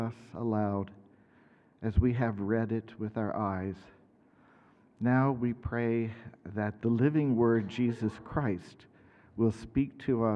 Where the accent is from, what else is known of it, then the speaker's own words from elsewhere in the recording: Middletown, Ohio, United States; moved away as an adult; also born or lived in Kansas; I grew up in Middletown, Ohio, a long way south from here